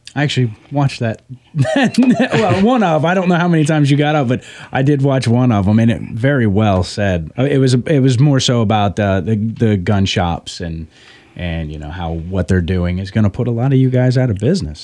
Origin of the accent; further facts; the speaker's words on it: West Virginia, United States; I'm from West Virginia